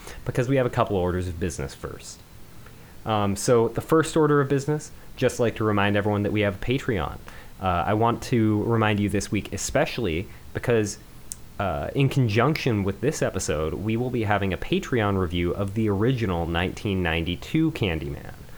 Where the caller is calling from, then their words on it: Seattle, Washington, United States; I'm calling in from Seattle, Washington.